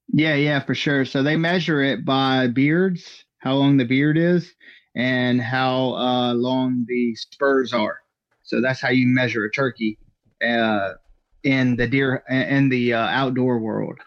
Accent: Georgia, United States; I'm from Georgia

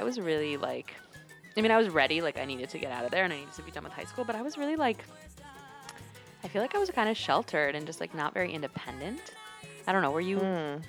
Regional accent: North Carolina, United States; moved away as an adult; also born or lived in Pennsylvania; growing up in North Carolina where there were, like, very few Latinos at the time.

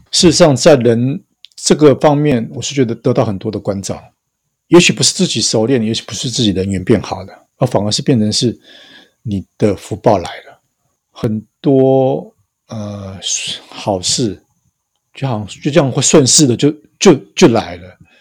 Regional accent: northern Taiwan, Taiwan; moved away as an adult; also born or lived in Taipei; now in Hualien, Taiwan; 我是北部的人，那我的亲朋好友大概是在新竹以北，那时候我在左营

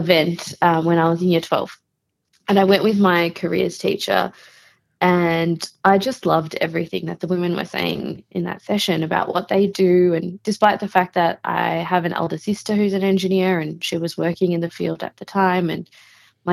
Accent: Melbourne, Victoria, Australia; I was born and raised in Melbourne

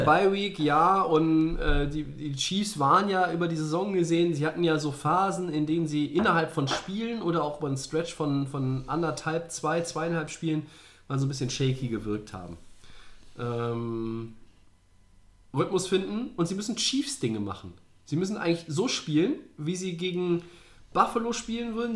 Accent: Germany; bei uns in Deutschland

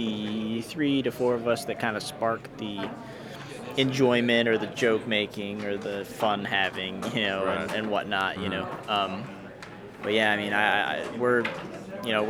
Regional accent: upstate central New York, United States; I'm from, upstate central New York.

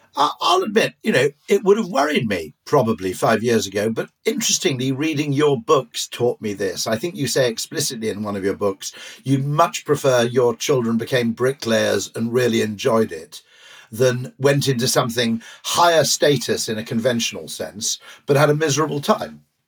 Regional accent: Wales, United Kingdom; I grew up in Wales where rugby is the mass sport

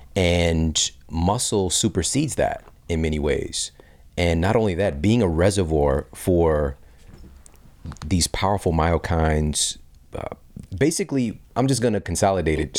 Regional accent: St. Louis, Missouri, United States; Washington University in my hometown of Saint Louis, Missouri

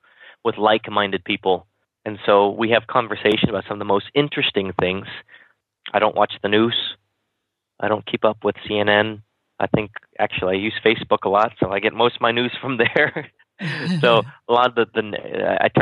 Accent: Kansas, United States; when I was young, I grew up in Kansas

